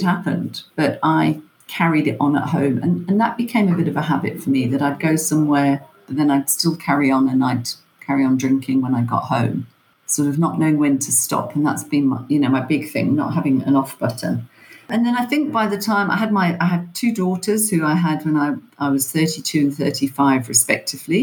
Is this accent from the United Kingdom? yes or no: yes; England, United Kingdom; moved away as an adult; also born or lived in Ireland (family); now in Johannesburg, South Africa; I was born and brought up in England